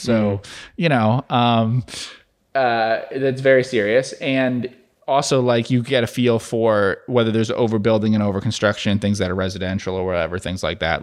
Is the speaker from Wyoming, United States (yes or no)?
no; New Jersey, United States; now in Dallas-Fort Worth area, United States; where I grew up in New Jersey